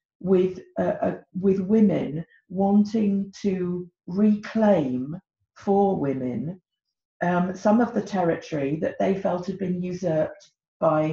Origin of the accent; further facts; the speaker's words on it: United Kingdom; moved away as an adult; now in Czech Republic; I'm British, as you could probably hear from my accent, I am married to a Czech, and I've my home, or my permanent home, is in the Czech Republic